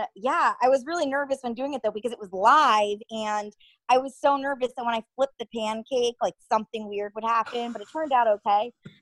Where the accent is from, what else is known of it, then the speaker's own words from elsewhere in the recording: Connecticut, United States; moved away; I am from Connecticut. Where I'm from is probably around 45 minutes out of New York City, so pretty close there